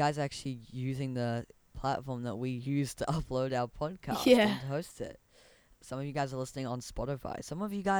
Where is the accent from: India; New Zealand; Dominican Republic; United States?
New Zealand; Whakatane, Bay of Plenty; now in Auckland, New Zealand; my hometown is actually in Auckland right now. It used to be in Whakatane.